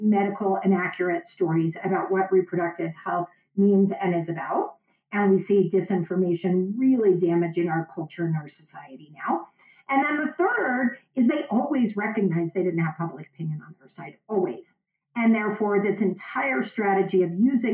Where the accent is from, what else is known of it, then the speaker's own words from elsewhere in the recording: Dallas, Texas, United States; moved away; I am from Dallas